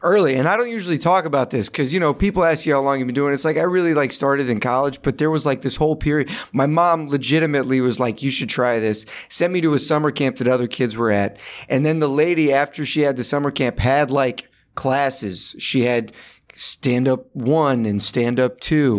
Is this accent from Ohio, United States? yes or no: no; Sandy Springs, Georgia, United States; moved away as an adult; also born or lived in Los Angeles; now in New York, United States; I grew up, yeah, in Sandy Springs